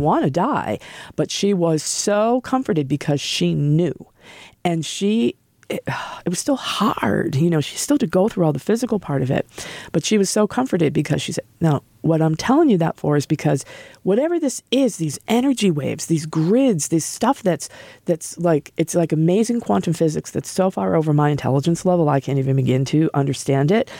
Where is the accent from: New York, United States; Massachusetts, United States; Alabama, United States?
Massachusetts, United States; Norwood; moved away as an adult; also born or lived in Norfolk / California; I'm a local person. I grew up in Norwood